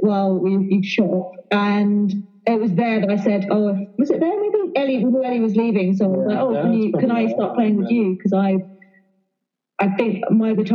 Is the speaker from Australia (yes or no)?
no; Epsom, South East England, United Kingdom; also born or lived in Hammersmith, London / London; now in Whistler, Canada; I was born in Hammersmith, London, and I grew up in Epsom, Surrey. But I live in Whistler now, not Squamish.